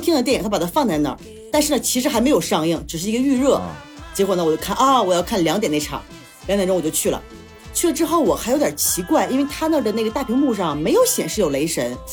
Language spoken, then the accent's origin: Chinese; China; 因为我们中国人名字，其实我也记不住太多